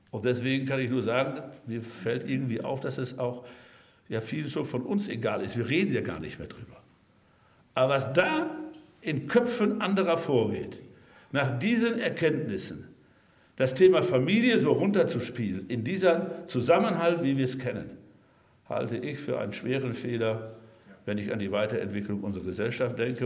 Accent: North Rhine-Westphalia, Germany; also born or lived in Münsterland; bei uns in Nordrhein-Westfalen

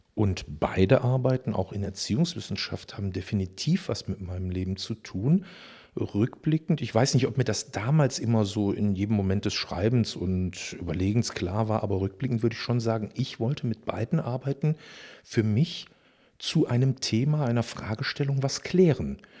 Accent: Düsseldorf, North Rhine-Westphalia, Germany; ich bin tatsächlich in Düsseldorf geboren in den 60er Jahren

